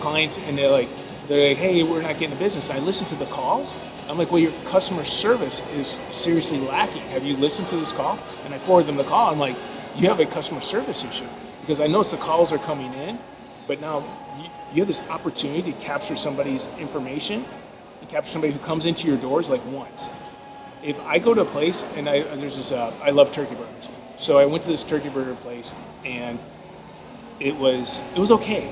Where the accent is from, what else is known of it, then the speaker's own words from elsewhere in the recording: Illinois, United States; moved away as an adult; also born or lived in California; I'm from Illinois